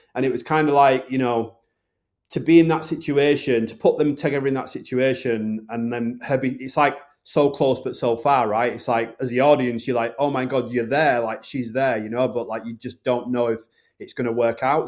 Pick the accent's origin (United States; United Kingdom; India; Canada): United Kingdom; the north of England; accent: Northern; my accent, which is a Northern accent.